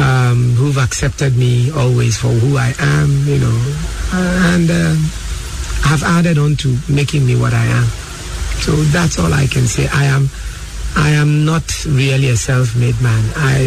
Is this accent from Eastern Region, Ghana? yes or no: yes; Koforidua, Eastern Region, Ghana; also born or lived in Axim, Ghana / Kumasi, Ghana; So I love the fact that I'm a perfect Southern Ghanaian. Then I grew up in Kumasi with my father in the 50s. You know, so I picked up tree very well. And grew up in Kofridwa, where I went to school. So I speak the Achim Gabing Akiapim trees